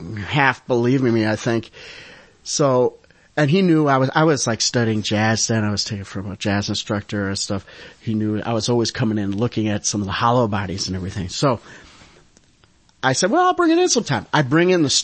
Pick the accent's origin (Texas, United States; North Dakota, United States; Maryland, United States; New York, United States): New York, United States; Saratoga Springs; I grew up in Saratoga Springs, New York